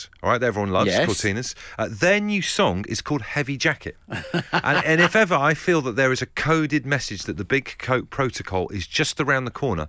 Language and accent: English; Trowbridge, South West England, United Kingdom; accent: West Country; moved away; I grew up in Trowbridge. I spent like 10 years in Trowbridge, and our accents, me and my brother, were like, all right, Michael Knight. It's definitely the West Country.